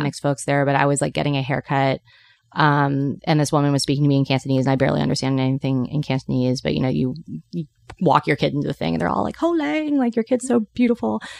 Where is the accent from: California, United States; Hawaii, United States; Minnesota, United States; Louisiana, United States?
California, United States; Petaluma; I was growing up in Petaluma, which is in Sonoma County